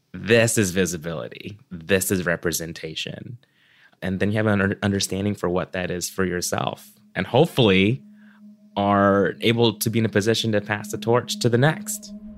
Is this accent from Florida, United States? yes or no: yes; Orlando, Florida, United States; born or raised there; also born or lived in Cebu, Philippines